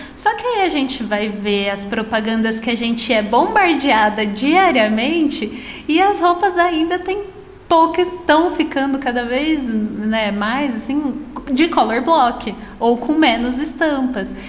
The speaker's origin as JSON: {"language": "Portuguese", "region": "São Paulo", "country": "Brazil", "tie": "born or raised there", "moved": "as an adult", "said": "Eu, eu morei no interior a minha vida inteira. E até antes de ir para a faculdade, eu morei na cidade onde eu nasci, que é uma cidade super pequena que nem tem shopping"}